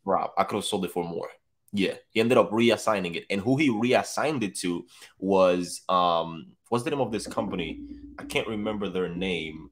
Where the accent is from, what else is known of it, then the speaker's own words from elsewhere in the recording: Dominican Republic; now in Tampa, United States; I'm from the Dominican Republic, too